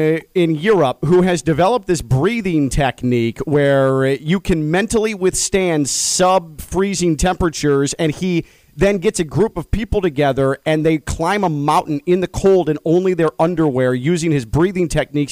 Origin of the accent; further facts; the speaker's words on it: Chicago, Illinois, United States; now in Florida, United States; I grew up in Chicago, and I can't handle the cold anymore. I prefer the hot weather. This is why I live down here.